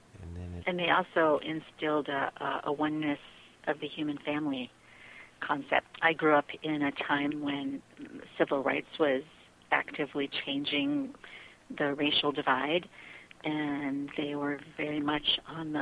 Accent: outside of Chicago, Illinois, United States; moved away; I grew up outside of Chicago

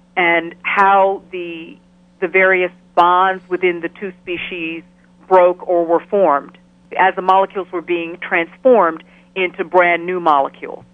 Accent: Ghana; also born or lived in Chicago, United States; now in Albany, United States; I grew up in Ghana, in West Africa. I was actually born in Chicago, and at the age of five, I moved with my family to Ghana

